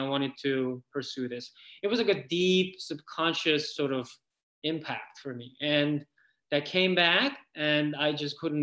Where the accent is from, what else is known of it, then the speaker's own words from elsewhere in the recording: South Korea; moved away as an adult; I grew up in Korea until I was 20 years old, and then I specifically moved here